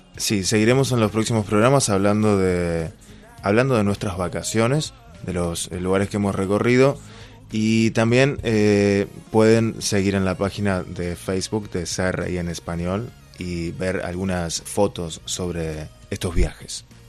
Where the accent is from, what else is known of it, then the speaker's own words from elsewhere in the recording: Argentina; now in Beijing, China; como en Argentina decimos curros